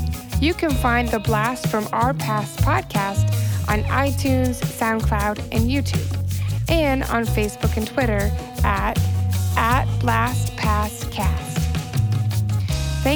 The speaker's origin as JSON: {"language": "English", "town": "Alpharetta", "region": "Georgia", "country": "United States", "moved": "as an adult", "lives_now": "Chattanooga, United States", "said": "I'm from Alpharetta, and I moved up here 10 years ago"}